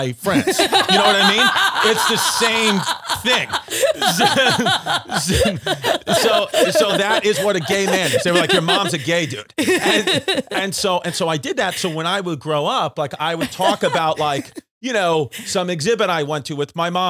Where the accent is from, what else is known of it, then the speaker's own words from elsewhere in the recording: New York City, New York, United States; we grew up in New York City, nobody left like the block in my neighborhood.